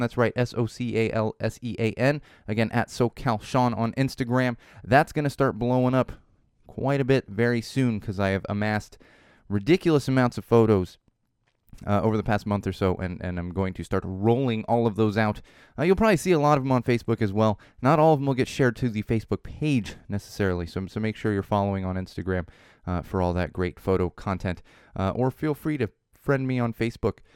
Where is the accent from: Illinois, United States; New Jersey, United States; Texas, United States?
Illinois, United States; Chicago; practically growing up in Chicago